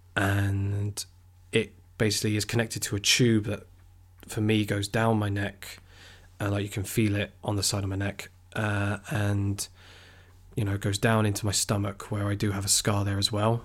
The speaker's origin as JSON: {"language": "English", "town": "Weymouth", "region": "South West England", "country": "United Kingdom", "tie": "born or raised there", "said": "So I'm from Weymouth, uh, which, for those who don't know, is a seaside town on the south coast"}